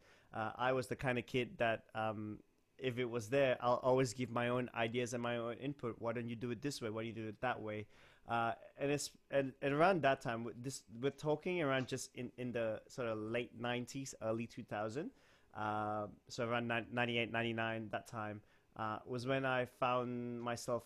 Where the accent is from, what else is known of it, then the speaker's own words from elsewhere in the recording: Kuala Lumpur, Malaysia; now in Sydney, Australia; I was born in West Malaysia in a town called Kuala Lumpur